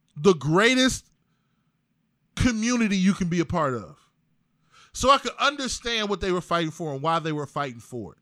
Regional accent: East Cleveland, Ohio, United States; I'm from East Cleveland. Yeah, I went to Gannon. But I went to Shaw

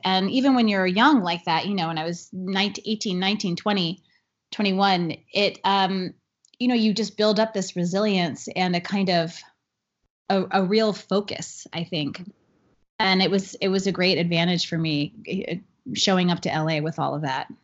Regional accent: Long Island, New York, United States; I grew up on Long Island in New York

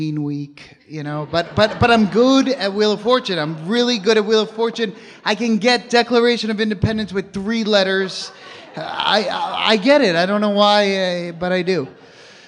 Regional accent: New York, United States; moved away; I'm from New York

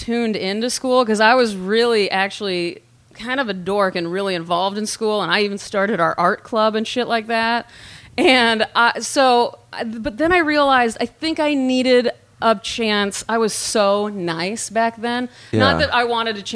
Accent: Dallas suburbs, North Texas, United States; moved away as an adult; also born or lived in Nebraska; I grew up in Nebraska at first, and then my parents moved to North Texas, like the Dallas suburbs

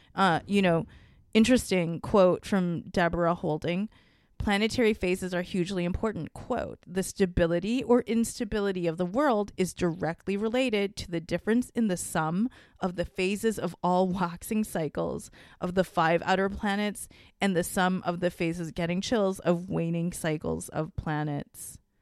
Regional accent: Singapore; I'm, like, not actually even Chinese. I'm from Singapore

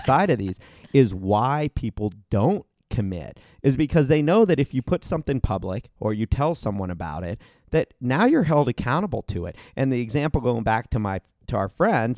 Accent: Ohio, United States; moved away; also born or lived in Arizona; I grew up in Ohio

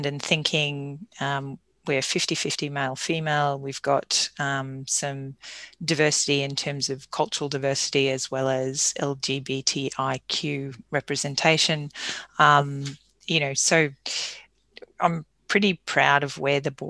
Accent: Toowoomba, Queensland, Australia; also born or lived in Goondiwindi / Caboolture / Woombye / Clontarf; Toowoomba is my hometown.

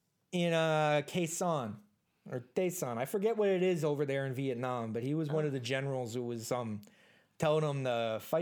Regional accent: United States; accent: Minnesota accent; I'm kind of an army brat, which is why my accent kind of goes back and forth between like a Minnesota accent and then like a really bad Chicago accent.

